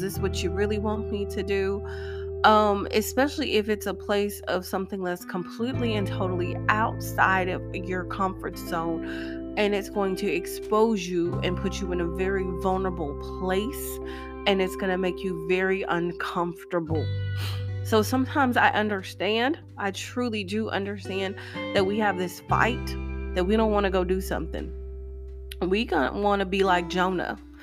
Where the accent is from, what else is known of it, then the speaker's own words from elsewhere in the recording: Tennessee, United States; moved away as an adult; also born or lived in Nashville, Tennessee / Clarksville, Tennessee; When I first moved back to my home state of Tennessee